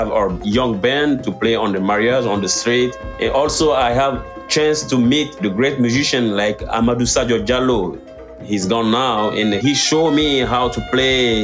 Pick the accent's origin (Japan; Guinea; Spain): Guinea; English is a second language; moved away as an adult; now in Paris, France